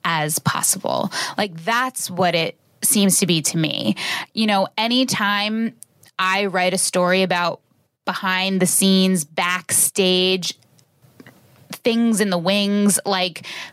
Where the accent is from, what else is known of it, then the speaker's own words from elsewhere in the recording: West Hartford, Connecticut, United States; now in New York City, United States; I grew up in West Hartford, Connecticut.